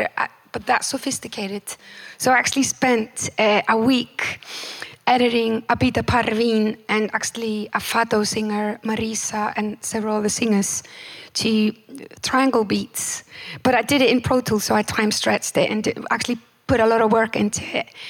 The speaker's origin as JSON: {"language": "English", "country": "Iceland", "tie": "born or raised there"}